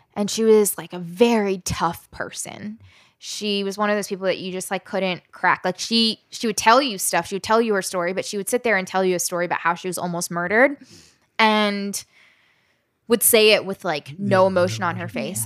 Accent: Southern Maryland, United States; also born or lived in West Virginia / Alabama; I was born in West Virginia, spent time living in Alabama, and grew up in Southern Maryland

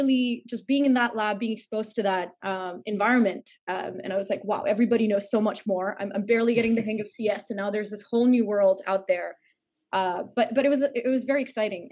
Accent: India; moved away as an adult; also born or lived in New York, United States; I'm originally from India. I was born and raised there.

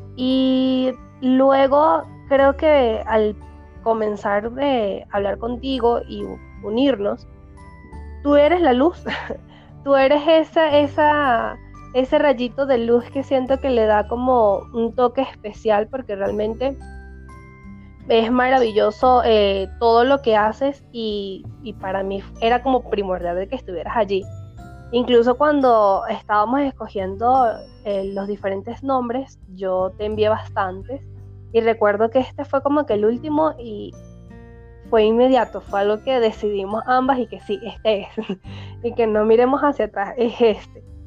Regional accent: Mérida, Venezuela; moved away as an adult; also born or lived in Valencia, Venezuela; now in Quito, Ecuador; nací en Valencia, pero me crié en Mérida. Me fui a Mérida cuando tenía tres años y regresé a Valencia cuando ya tenía 14 años.

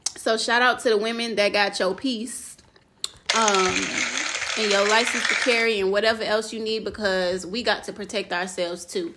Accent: Louisiana, United States; moved away; we're from Louisiana, and so we had family there

